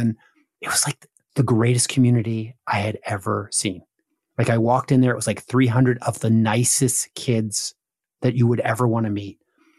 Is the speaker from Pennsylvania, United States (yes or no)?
yes; outside of Philadelphia, Pennsylvania, United States; I grew up outside of Philadelphia in the family of a Baptist evangelist.